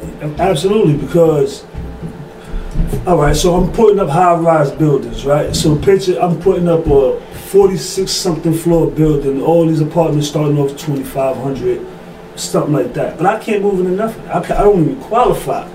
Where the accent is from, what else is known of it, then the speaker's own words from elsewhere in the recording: New York City, New York, United States; I'm from Bed-Stuy, Brooklyn.